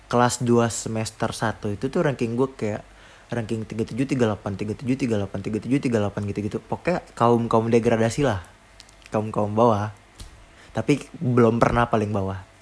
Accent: Depok, West Java, Indonesia; kayaknya gue nggak tahu deh gue aslinya Depok

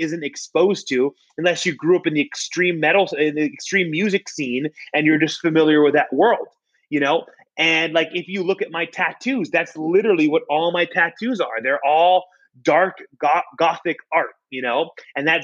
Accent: Florida, United States; I'm born and raised in Florida. My entire life I've been in Florida

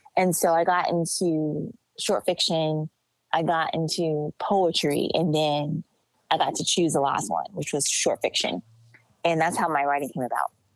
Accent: Los Angeles, California, United States; I'm from Los Angeles

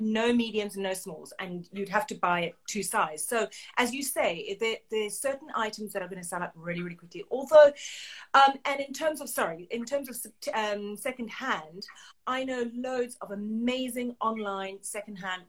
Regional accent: South Africa; as a South African

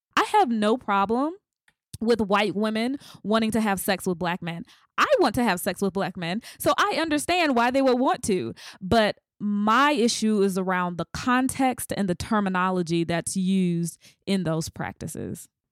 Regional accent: the South, United States; I'm from the South

